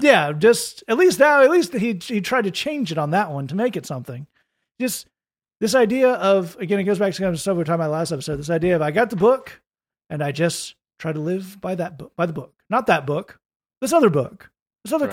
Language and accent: English; United States; I'm an American